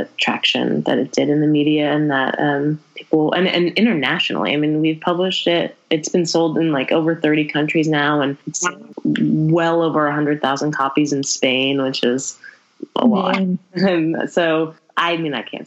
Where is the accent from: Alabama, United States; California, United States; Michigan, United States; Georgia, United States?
California, United States; Berkeley; born or raised there; also born or lived in El Paso, Texas